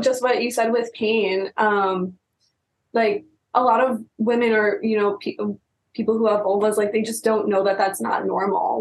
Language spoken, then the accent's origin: English; East Coast, United States; now in California, United States; we're from the East Coast